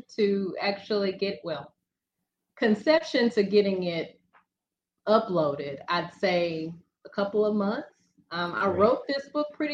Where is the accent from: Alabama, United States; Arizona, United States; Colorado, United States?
Alabama, United States; Birmingham; I hail from Birmingham, Alabama. So I am a Southern girl, born and raised